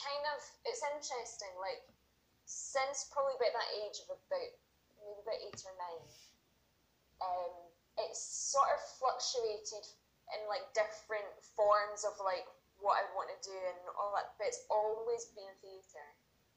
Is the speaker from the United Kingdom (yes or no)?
yes; Paisley, Scotland, United Kingdom; I lived in Paisley, I grew up in Paisley.